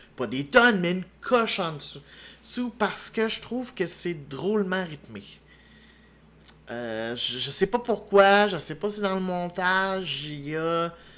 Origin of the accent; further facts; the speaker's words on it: Quebec, Canada; en tant que Québécois